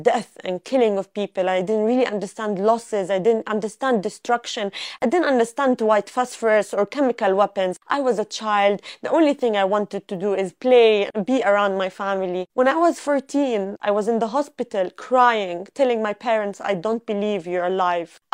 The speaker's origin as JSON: {"language": "English", "town": "Gaza", "region": "Gaza Strip", "country": "Palestine", "tie": "born or raised there", "said": "Growing up in Gaza"}